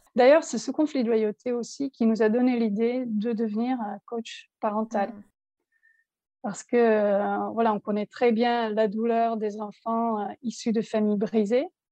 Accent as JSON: {"language": "French", "country": "Belgium", "also_born_or_lived": "south of France", "moved": "as an adult", "lives_now": "France", "said": "nous sommes belges en fait. On, habitait en Belgique, on exerçait notre métier euh, là-bas"}